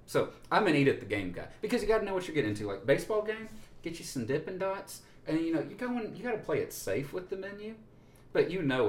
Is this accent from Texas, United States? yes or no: yes; Allen, Texas, United States; we grew up in Allen, Texas.